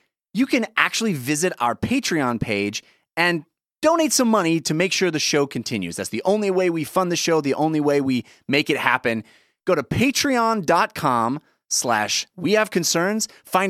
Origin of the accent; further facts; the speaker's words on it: United States; I'm an American.